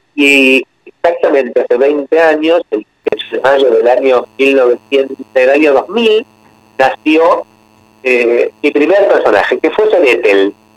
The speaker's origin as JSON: {"language": "Spanish", "country": "Argentina", "tie": "born or raised there", "said": "yo soy chianeta y tengo sangre italiana, aunque nací en Argentina, pero mis antepasados son todos italianos"}